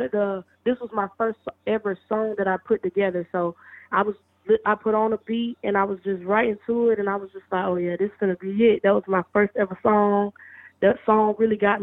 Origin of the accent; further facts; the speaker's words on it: Spartanburg, South Carolina, United States; also born or lived in Gaffney, South Carolina; I was born in Gaffney, South Carolina, grew up in Spartanburg, South Carolina, the upstate